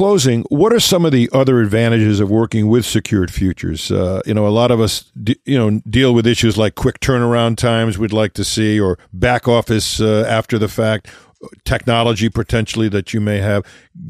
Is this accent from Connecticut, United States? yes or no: yes; Connecticut, United States; My home state, I take offense to that.